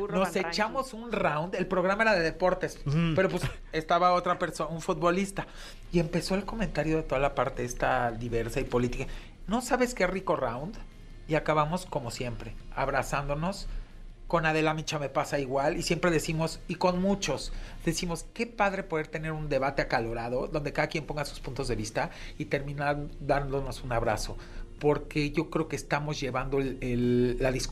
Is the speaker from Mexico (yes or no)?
yes; Mexico; como mexicano, tu partido es México.